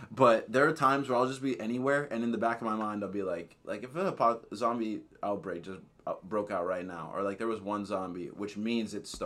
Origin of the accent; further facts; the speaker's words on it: Canada; Dude, I'm Canadian.